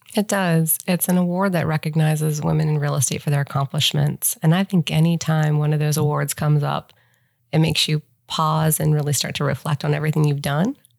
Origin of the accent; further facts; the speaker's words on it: Ohio, United States; moved away as an adult; also born or lived in Cincinnati; now in Charlotte, United States; I grew up in Ohio